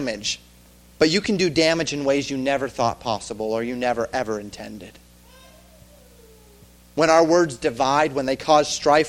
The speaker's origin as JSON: {"language": "English", "region": "the West", "country": "United States", "tie": "born or raised there", "said": "I grew up in the West"}